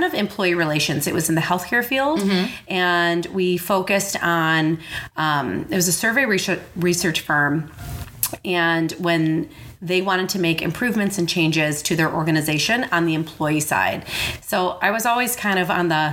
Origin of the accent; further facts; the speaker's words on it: suburbs of Chicago, Illinois, United States; moved away as an adult; So I grew up in the suburbs of Chicago in a little town called Monaca, Illinois.